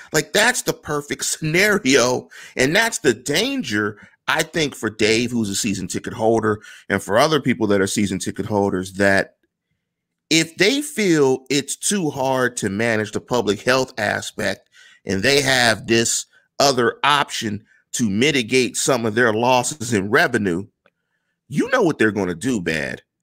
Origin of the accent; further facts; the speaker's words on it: Pittsburgh, Pennsylvania, United States; I come from Manchester, neighborhood in Pittsburgh